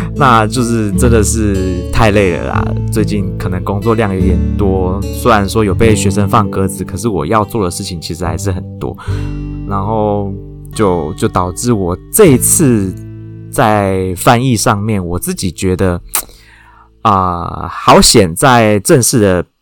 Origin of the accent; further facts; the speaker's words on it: Taichung, Taiwan; moved away as an adult; 身为一个土生土长的台中人